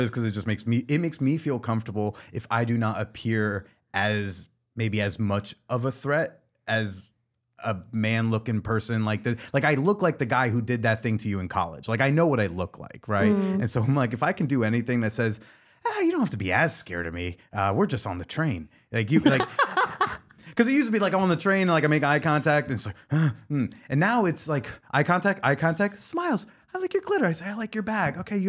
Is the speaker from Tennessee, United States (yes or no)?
no; New Jersey, United States; I talk about sex for a living. I'm a comedian. Uh-huh. I'm from New Jersey.